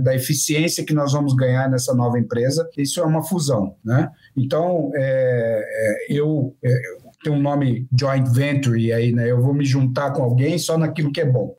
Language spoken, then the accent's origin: Portuguese; Brazil; Eu sou do interior, eu sou caipira